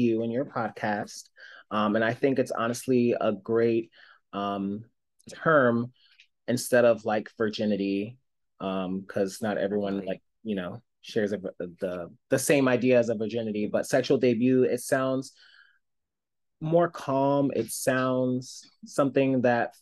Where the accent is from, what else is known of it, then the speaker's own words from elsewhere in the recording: Philadelphia, Pennsylvania, United States; I was born and raised in Philadelphia